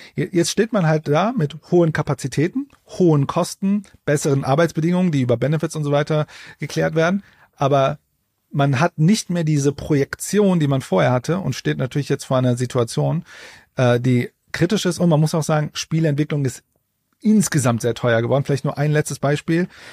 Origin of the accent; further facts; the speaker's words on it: Ruhr area, North Rhine-Westphalia, Germany; Das ist erstmal Ruhrpott-Stolz. Ich komme ja auch aus dem Pott